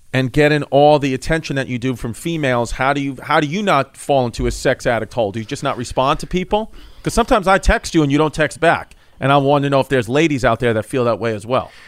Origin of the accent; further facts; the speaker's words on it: New York City, New York, United States; where I grew up in Ridgewood, Bushwick